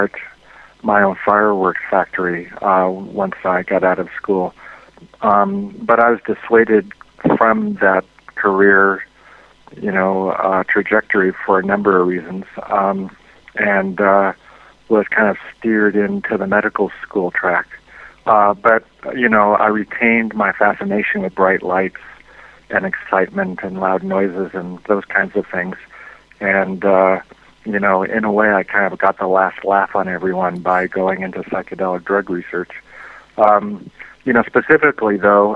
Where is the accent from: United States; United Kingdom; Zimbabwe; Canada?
United States; Southern California; I was born and raised in Southern California